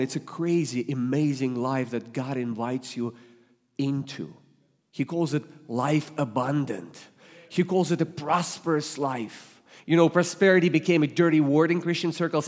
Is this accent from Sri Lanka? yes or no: no; Russia; English is a second language; also born or lived in Ohio; now in Springfield, United States; I was born and raised in the Soviet Union that became Russia, but as soon as I could move to Ohio, I did